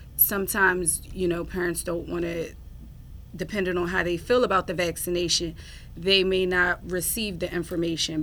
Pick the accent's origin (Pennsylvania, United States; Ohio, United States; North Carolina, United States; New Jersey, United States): New Jersey, United States; Atlantic City; I was born and raised in Atlantic City.